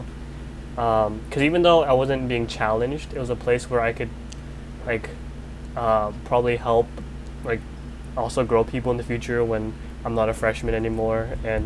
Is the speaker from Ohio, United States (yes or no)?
no; Seattle, Washington, United States; I grew up in Seattle